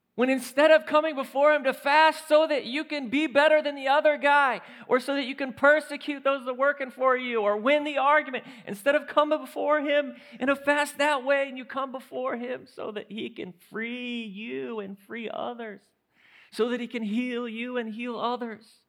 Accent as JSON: {"language": "English", "town": "St. Louis", "region": "Missouri", "country": "United States", "said": "Saint Louis"}